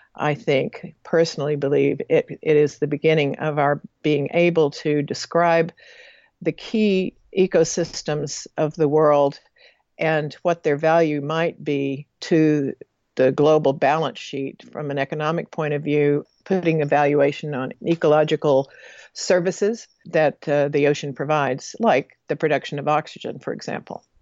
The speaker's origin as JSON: {"language": "English", "region": "Texas panhandle", "country": "United States", "tie": "born or raised there", "also_born_or_lived": "American Samoa", "moved": "as an adult", "said": "growing up in the Texas panhandle"}